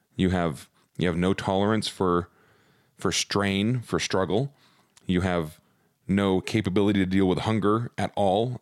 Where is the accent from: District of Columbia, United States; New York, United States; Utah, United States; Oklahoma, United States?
Utah, United States; Provo; I grew up in Provo